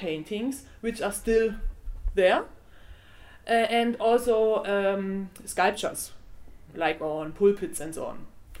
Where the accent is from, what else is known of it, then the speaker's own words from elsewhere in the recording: Germany; also born or lived in Austria; now in Vienna, Austria; I'm German and I came to Germany. I came from Germany to Austria.